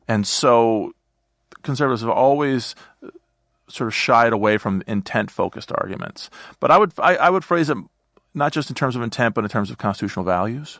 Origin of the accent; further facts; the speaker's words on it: Eastern Iowa, United States; moved away as an adult; also born or lived in Boston; now in Washington, D.C., United States; I grew up in Eastern Iowa